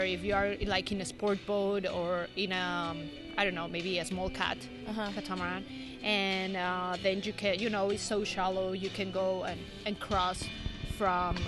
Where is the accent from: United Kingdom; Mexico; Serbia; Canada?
Mexico; Mexico City; moved away as an adult; now in La Paz, Mexico; I'm from Mexico City